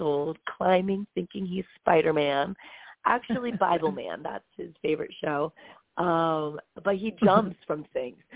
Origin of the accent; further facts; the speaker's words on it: Bethlehem, Pennsylvania, United States; I was born in Bethlehem, Pennsylvania